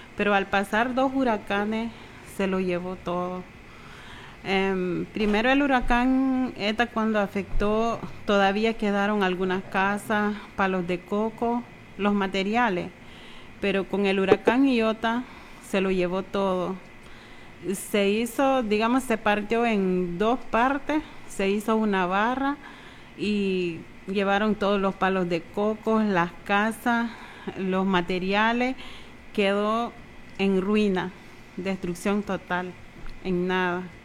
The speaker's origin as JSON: {"language": "Spanish", "town": "Haulover", "region": "South Caribbean Coast Autonomous Region", "country": "Nicaragua", "said": "yo soy de halover Yo soy de halover"}